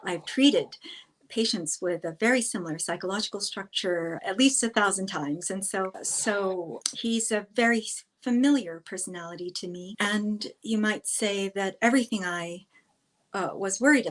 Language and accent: English; New York City, New York, United States; I grew up in New York City when it was quite violent